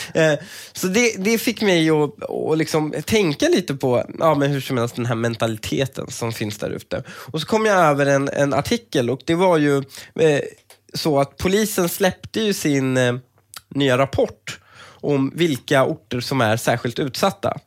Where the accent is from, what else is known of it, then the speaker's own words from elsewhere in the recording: Sweden; som svensk